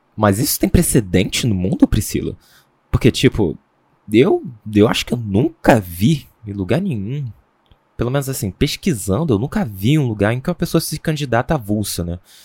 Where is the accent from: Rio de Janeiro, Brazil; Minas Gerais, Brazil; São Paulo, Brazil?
Rio de Janeiro, Brazil; now in Salvador, Brazil; Eu sou carioca